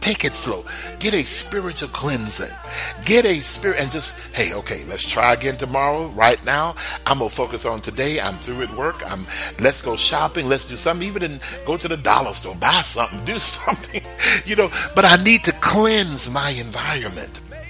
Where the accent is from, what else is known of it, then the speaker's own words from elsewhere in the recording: Texas, United States; I remember when I was growing up in Texas and I was a little boy and I could cut the grass